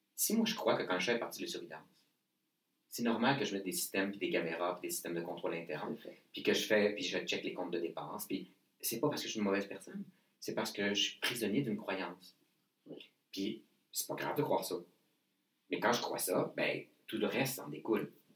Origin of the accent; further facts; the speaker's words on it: Saguenay, Quebec, Canada; je viens du Saguenay